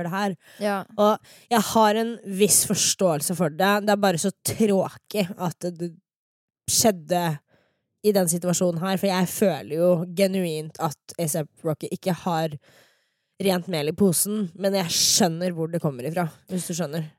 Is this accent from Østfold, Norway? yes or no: yes; Fredrikstad, Østfold, Norway; moved away; sånn har vi det i Fredrikstad